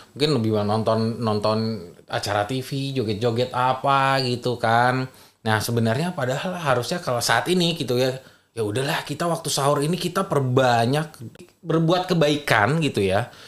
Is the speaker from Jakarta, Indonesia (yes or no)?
no; Minangkabau, West Sumatra, Indonesia; kita orang Minang